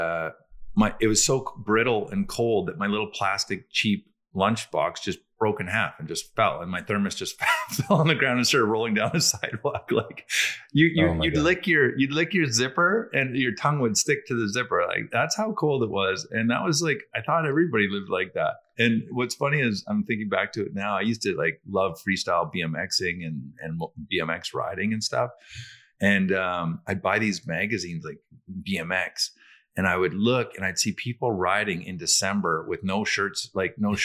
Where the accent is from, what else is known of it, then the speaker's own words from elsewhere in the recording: Hinton, Alberta, Canada; also born or lived in Salmon Arm, British Columbia; I spent a lot of my earlier years in Hinton, Alberta, and then I moved to Salmon Arm